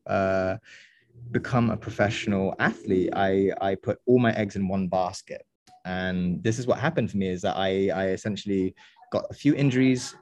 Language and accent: English; England, United Kingdom; also born or lived in France / United States / Indonesia; now in Berlin, Germany; I was born and raised in England